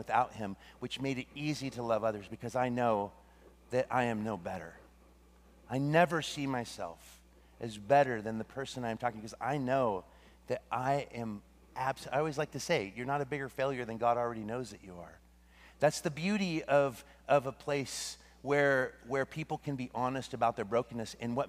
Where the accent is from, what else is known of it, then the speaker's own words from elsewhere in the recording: Russia; oh, where are you from? I'm from Russia.